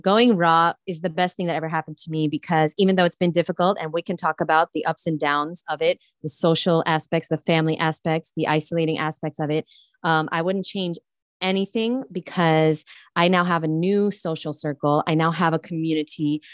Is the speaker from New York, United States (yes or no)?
yes; New York City, New York, United States; I grew up in Brooklyn, New York